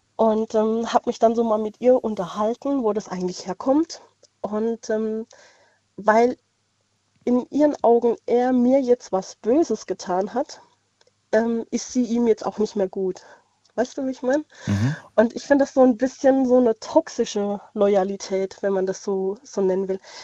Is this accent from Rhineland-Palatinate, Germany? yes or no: yes; Landau in der Pfalz, Rhineland-Palatinate, Germany; Ich bin aus Landau in der Pfalz.